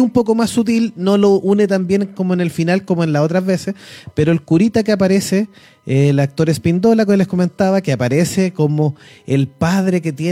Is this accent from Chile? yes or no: yes; Chile; también la tenemos la cultura chilena